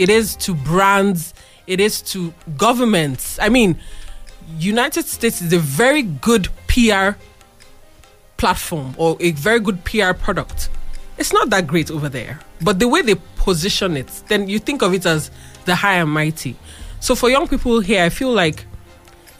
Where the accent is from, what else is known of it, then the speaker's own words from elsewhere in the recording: Abeokuta, Ogun State, Nigeria; we are from Abeokuta